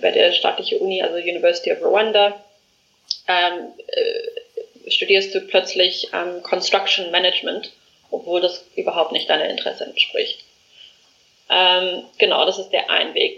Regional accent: South Africa; moved away as an adult; now in Germany; ich komme aus Südafrika, ähm, bin dort geboren, aufgewachsen und lebe ähm, jetzt schon seit fast vier Jahren in Deutschland

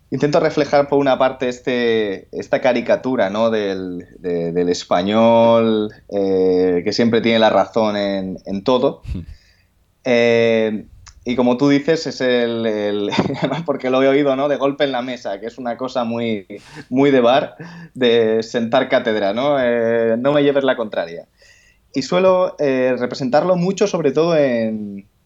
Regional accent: Andalusia, Spain; A mí no me llames gallego porque yo soy andaluz

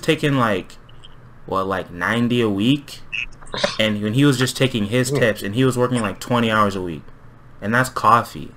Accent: South Bay, California, United States; I'm from the South Bay.

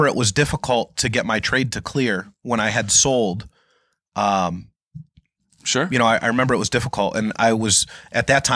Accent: West Springfield, Massachusetts, United States; I grew up in West Springfield on Garden Street

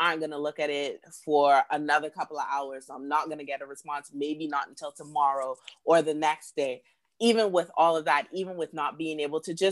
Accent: Freeport, Grand Bahama, Bahamas; moved away as an adult; also born or lived in Nassau, Bahamas; now in Beijing, China; I have family, you know, from my hometown of Freeport

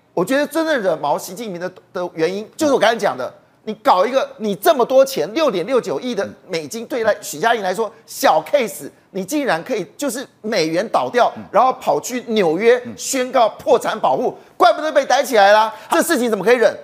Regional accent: Taiwan; 我们台湾人

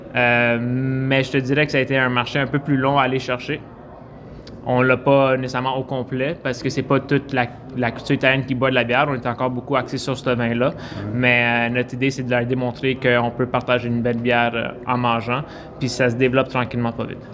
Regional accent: Quebec, Canada; on est des Québécois d'origine italienne

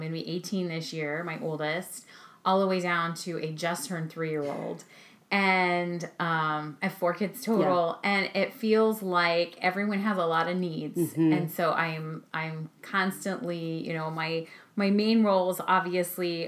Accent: California, United States; moved away as an adult; now in Maryland, United States; we're both from California. We met in California, but we've been in Maryland now for almost 18 years

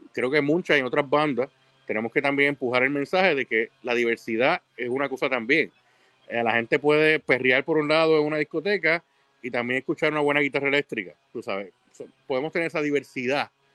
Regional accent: Puerto Rico; yo soy de Puerto Rico

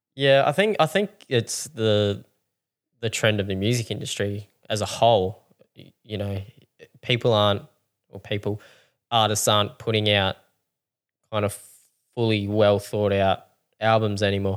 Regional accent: Mount Gambier, South Australia, Australia; growing up in Mount Gambier

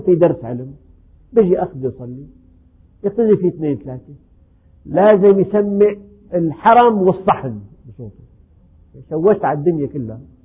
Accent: Syria; عندنا في الشام

